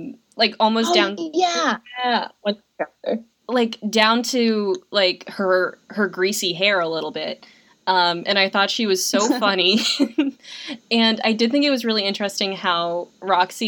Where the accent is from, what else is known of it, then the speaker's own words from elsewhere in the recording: Massachusetts, United States; I'm from Massachusetts